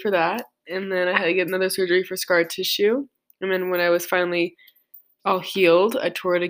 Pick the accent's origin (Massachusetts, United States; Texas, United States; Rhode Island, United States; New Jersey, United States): Texas, United States; El Paso; I am from El Paso.